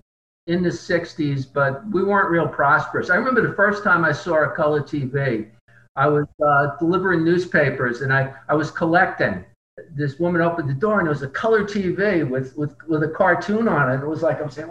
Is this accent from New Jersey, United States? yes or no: yes; Fairview, New Jersey, United States; also born or lived in Englewood, New Jersey; I grew up in the town of Fairview, New Jersey, which is right across the river from Manhattan.